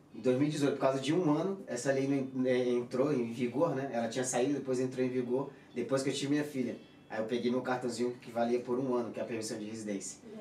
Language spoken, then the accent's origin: Portuguese; Pará, Brazil; also born or lived in Santos / Praia Grande; now in Madrid, Spain; Eu, eu, eu nasci, nasci, nasci lá no Pará, só que eu fui para Santos em 2009.